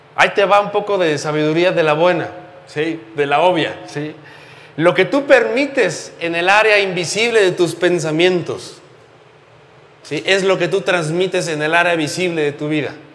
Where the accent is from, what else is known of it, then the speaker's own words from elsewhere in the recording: Mexico; como buenos eh, mexicanos crecimos en una cultura completamente religiosa